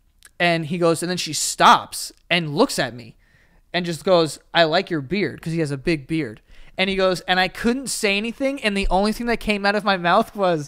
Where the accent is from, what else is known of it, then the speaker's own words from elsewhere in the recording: New York, United States; because we're from New York.